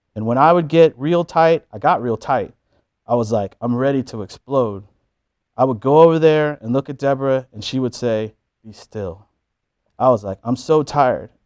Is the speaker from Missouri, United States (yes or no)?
yes; Missouri, United States; We are both from Missouri. I lived there for much of my life, attending high school in southeast corner of the state, college in Kansas City, and graduate school in Columbia